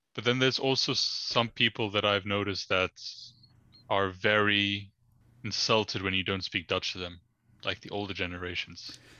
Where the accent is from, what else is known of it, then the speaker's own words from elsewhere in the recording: Uganda; moved away as an adult; also born or lived in London; now in Netherlands; living or growing up in Uganda